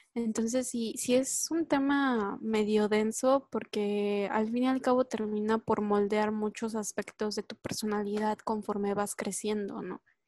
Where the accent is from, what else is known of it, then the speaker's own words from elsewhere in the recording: Mexico; yo pertenecía a Latinoamérica, era, era latinoamericana, era mexicana